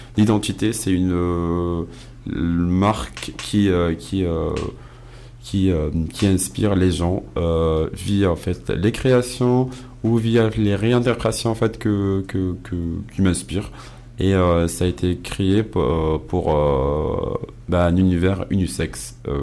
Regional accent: Casablanca, Casablanca-Settat, Morocco; moved away; je suis casablancais, donc Casablanca ah. d'origine

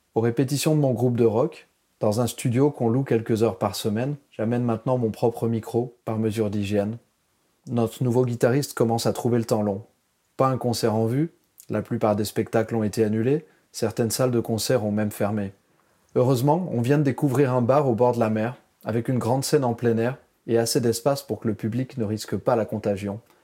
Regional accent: France; moved away as an adult; now in Taipei, Taiwan; je suis né en France, c'est maintenant à Taïwan que se trouve le centre du monde pour moi

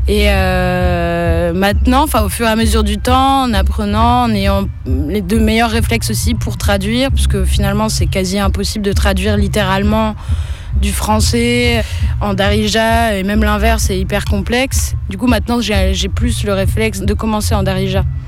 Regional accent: France; je suis née en France, donc c'est une langue que j'ai pas pratiquée non plus en grandissant, à part les juillet-août au bled

